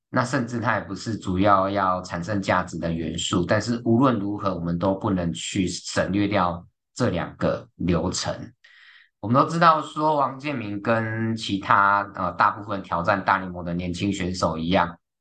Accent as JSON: {"language": "Chinese", "country": "Taiwan", "said": "在我们台湾人的文化或者观念里面"}